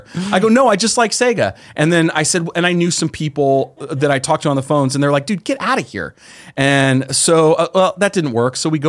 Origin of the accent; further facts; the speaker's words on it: San Jose, California, United States; because I'm from the Bay Area. So I grew up in San Jose.